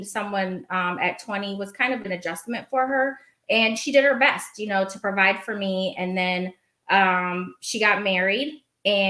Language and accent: English; Portland, Oregon, United States; I was raised in Oregon. I probably should have said that, in Portland.